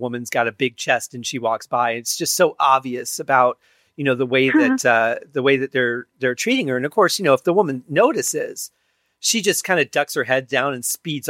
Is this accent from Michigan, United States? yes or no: yes; Detroit, Michigan, United States; I grew up in Detroit, you know, just outside of the city.